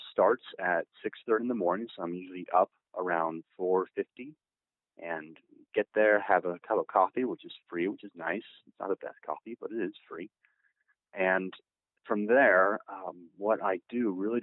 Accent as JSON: {"language": "English", "town": "Indianapolis", "region": "Indiana", "country": "United States", "said": "I am from Indianapolis."}